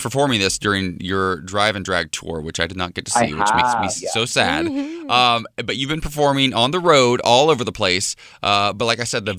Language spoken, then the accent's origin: English; Columbus, Ohio, United States; moved away; also born or lived in New York City; my hometown of Columbus